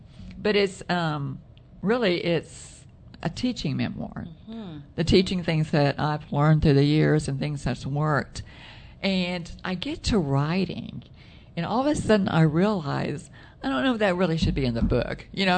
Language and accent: English; Texas, United States; we come from Texas